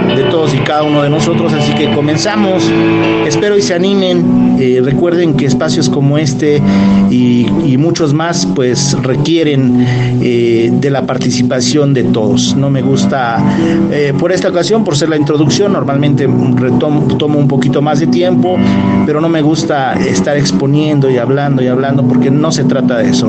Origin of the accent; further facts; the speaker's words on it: Los Reyes La Paz, State of Mexico, Mexico; Yo de pequeño vivía en el Estado de México, en la zona de los Reyes La Paz